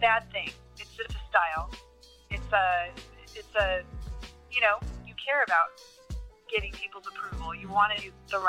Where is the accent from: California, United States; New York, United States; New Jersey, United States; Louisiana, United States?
California, United States; moved away; I was raised in California, okay. So I never saw color till I came to the South.